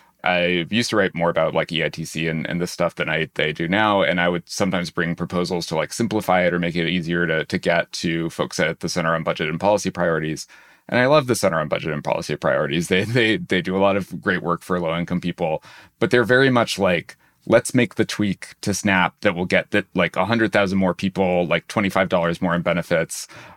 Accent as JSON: {"language": "English", "region": "New Hampshire", "country": "United States", "tie": "born or raised there", "said": "I had a nice sort of controlled experiment in this as a teenager, because I grew up in New Hampshire."}